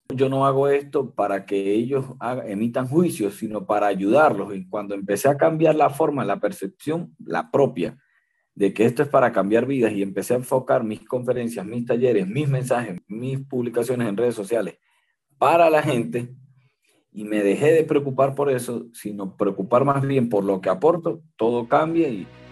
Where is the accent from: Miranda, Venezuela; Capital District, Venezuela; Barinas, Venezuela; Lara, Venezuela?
Barinas, Venezuela; now in Mérida, Venezuela; Soy barinés, soy de Venezuela, de la ciudad de Barinas, del estado de Barinas, pero vivo en Mérida.